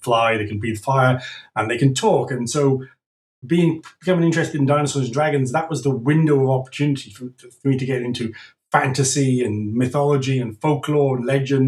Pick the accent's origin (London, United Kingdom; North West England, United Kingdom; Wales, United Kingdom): Wales, United Kingdom; also born or lived in Scotland; now in France; I'm from Wales in the UK